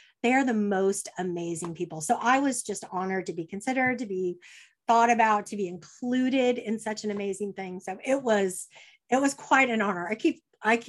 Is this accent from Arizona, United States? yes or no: no; California, United States; moved away as an adult; now in Dallas, United States; I was born and raised in California